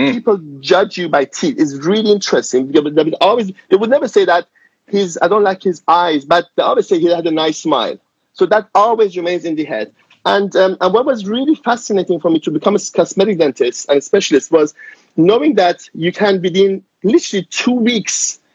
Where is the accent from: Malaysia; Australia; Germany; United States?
Germany; moved away as an adult; also born or lived in Iran; now in London, United Kingdom; I'm Iranian. I grew up in Germany as a child and I finished my dental school in Germany